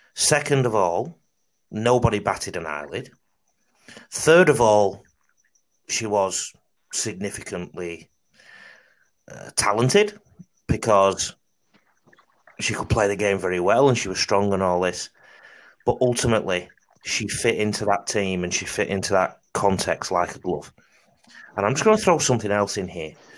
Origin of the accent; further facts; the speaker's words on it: Salford, North West England, United Kingdom; now in Australia; I could also say Tara because I'm from Salford.